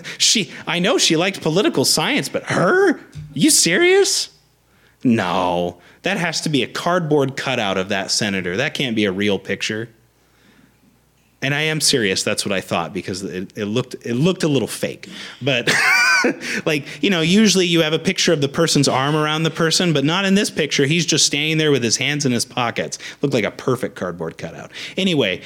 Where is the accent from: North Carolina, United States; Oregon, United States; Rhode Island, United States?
Oregon, United States; Beaverton; I'm from Beaverton